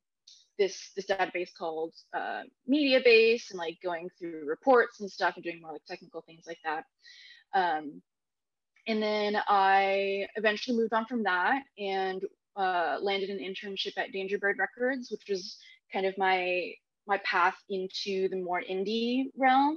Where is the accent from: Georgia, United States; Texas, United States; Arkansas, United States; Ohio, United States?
Texas, United States; Katy; I grew up in Houston, in a suburb of Houston called Katy